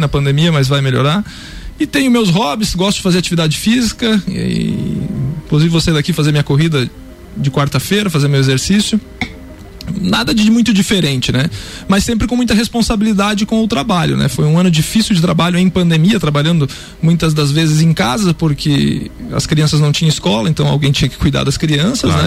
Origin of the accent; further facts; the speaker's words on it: Lages, Santa Catarina, Brazil; eu sou daqui, sou de Laje, meus pais são daqui, família daqui